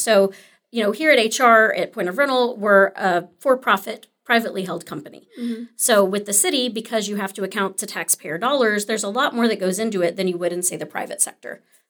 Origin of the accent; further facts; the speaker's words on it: Arlington, Texas, United States; also born or lived in Grand Prairie; I'm actually local. So I was born and raised in Arlington and Grand Prairie, so didn't stray too fa